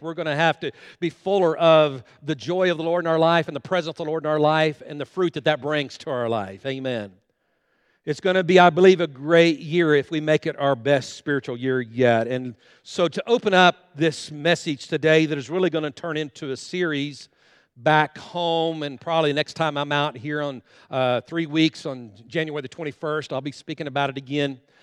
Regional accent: Guymon, Oklahoma, United States; moved away as an adult; now in Enid, United States; we live in Enid, Oklahoma, and we grew up right here in Guyman, Oklahoma, a graduate of Guyman High School

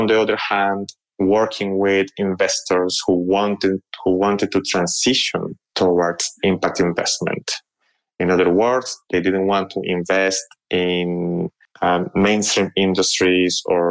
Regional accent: Colombia; moved away as an adult; also born or lived in Paris, France; I grew up in Colombia, actually. When I was 18 years old, I moved to Europe to study.

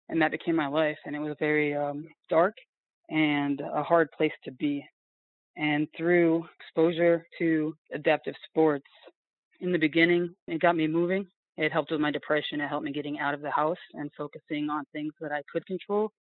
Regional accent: Connecticut, United States; I grew up mostly in Connecticut, and my father was in the military. When he retired, we moved to upstate New York, and there I had a son.

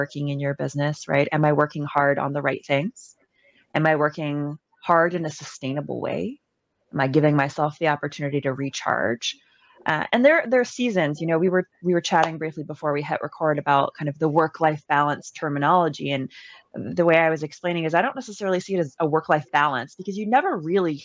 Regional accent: Canada; I'm Canadian

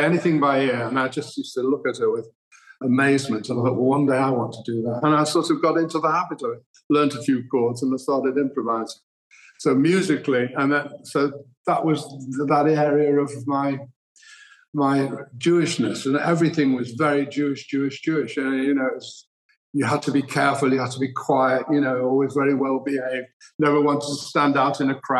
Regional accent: Manchester, North West England, United Kingdom; Well, I was, as you say, it was a close-knit family, and my grandparents, Henry, came from Poland. My grandmother, Gertie, came from Romania.

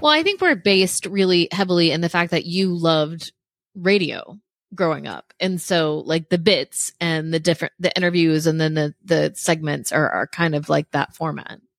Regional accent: Central Florida, United States; also born or lived in Gainesville, Florida; I'm from Central Florida, like right in between Tampa and Orlando. So I was born and raised there

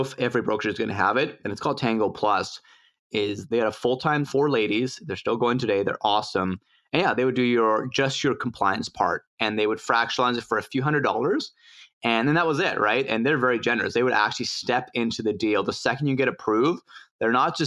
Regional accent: Mexico City, Mexico; now in Vancouver, Canada; in Mexico City, my hometown

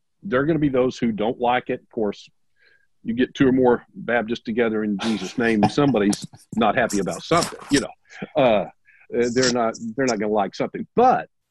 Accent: the South, United States; I'm from the South

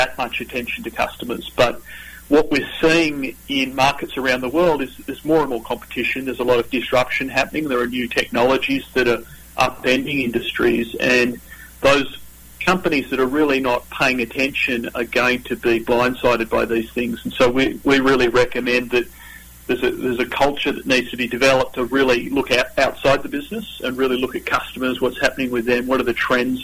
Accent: Australia; accent: Australian; also born or lived in Northern California; now in United States; this is not my Northern Californian accent. This is my Australian accent. So I'm originally from down under

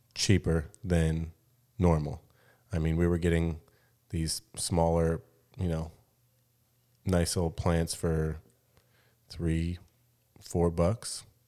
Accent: Gilbert, Arizona, United States; moved away as an adult; now in Mexico; I grew up in Gilbert, which is, I think, maybe considered one of the whitest places

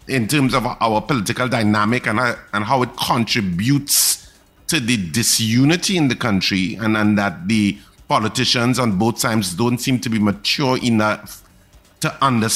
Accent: Trinidad & Tobago; a part of me as a Trinidadian and Tobagonian

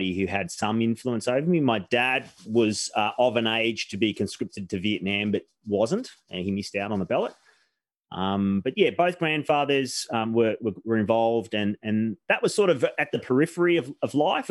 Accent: Victoria, Australia; also born or lived in Melbourne / Omeo, Victoria; I was born in Melbourne in Queen Victoria Hospital, which is no longer there

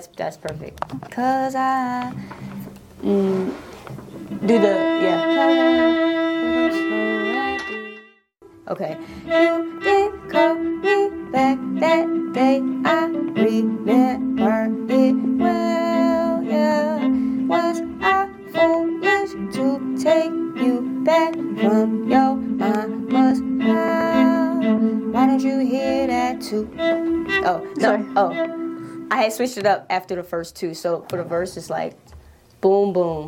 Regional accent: Philadelphia, Pennsylvania, United States; I am a singer-songwriter from Philly

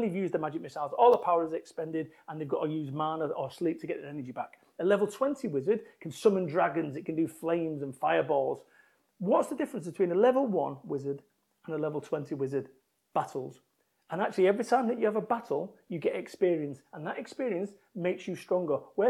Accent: Salford, North West England, United Kingdom; moved away as an adult; I moved from Manchester, my home of 21 years

